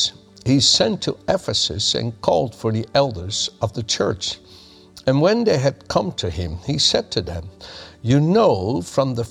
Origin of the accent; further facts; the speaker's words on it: Netherlands; moved away; I was born in the Netherlands and raised there